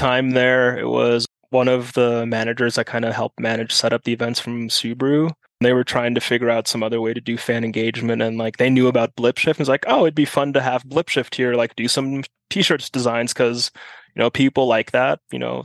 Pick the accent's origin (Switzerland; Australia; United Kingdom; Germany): Germany; first language German; English is a second language; also born or lived in South Carolina, United States; now in Flagstaff, United States; growing up in Germany, we moved to South Carolina for a couple of years